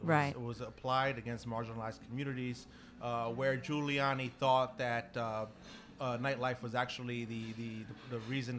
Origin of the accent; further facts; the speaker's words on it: Brooklyn, New York, United States; I did.